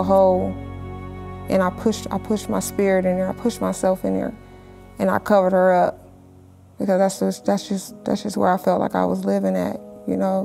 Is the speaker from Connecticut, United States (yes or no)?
no; Los Angeles, California, United States; I'm born and raised in Los Angeles, California